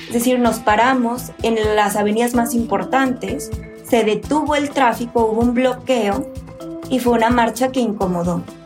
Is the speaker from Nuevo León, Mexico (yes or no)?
yes; Monterrey, Nuevo León, Mexico; born or raised there